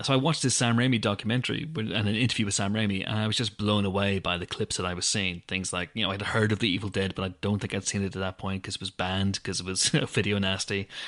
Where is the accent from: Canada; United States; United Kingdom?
United Kingdom; Banbridge, Northern Ireland; my hometown of Banbridge in Northern Ireland